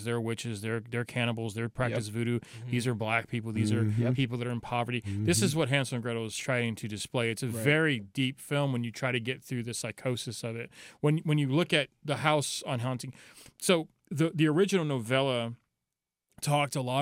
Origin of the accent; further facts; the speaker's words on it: Miami, Florida, United States; now in St. Louis, United States; Miami, Florida